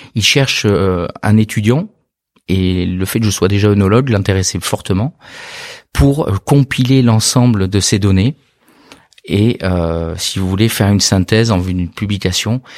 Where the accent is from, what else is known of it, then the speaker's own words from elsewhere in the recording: Bordeaux, Nouvelle-Aquitaine, France; je suis né à Bordeaux, pas du tout issu du monde du vin, mais originaire de Bordeaux, amoureux de la région